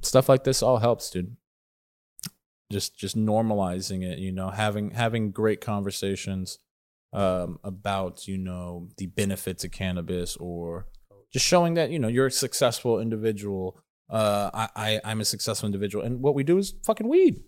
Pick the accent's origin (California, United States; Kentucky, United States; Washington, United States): California, United States; Southern; I grew up in Southern California